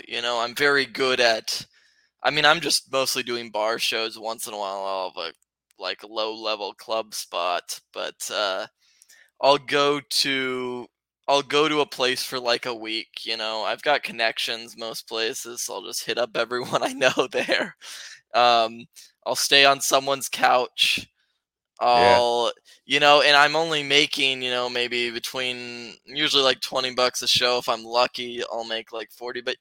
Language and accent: English; Colorado, United States; moved away as an adult; now in San Luis Obispo, United States; I'm from Colorado, so that's where I grew up.